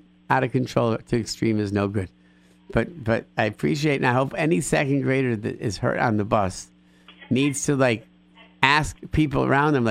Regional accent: Rochester, New York, United States; moved away; I grew up in Rochester, New York

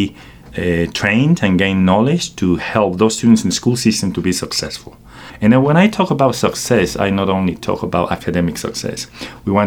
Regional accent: Querétaro, Mexico; moved away as an adult; now in United States; I was born and raised in Mexico, in a place called Querétaro, Central Mexico, and I came to the United States in 2006

